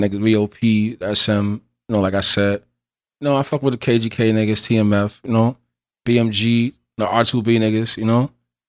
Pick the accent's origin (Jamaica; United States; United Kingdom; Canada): United States; Allentown, Pennsylvania; I'm from Allentown, Pennsylvania.